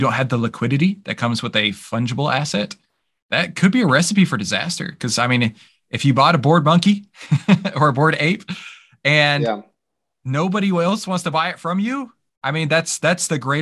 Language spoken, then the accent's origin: English; Texas, United States; You can tell I'm from Texas.